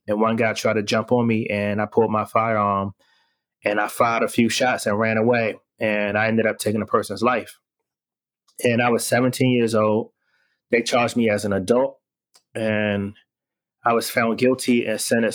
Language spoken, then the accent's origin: English; Washington, District of Columbia, United States; I am born and raised in Washington, D.C., and I grew up in the late 80s, early 90s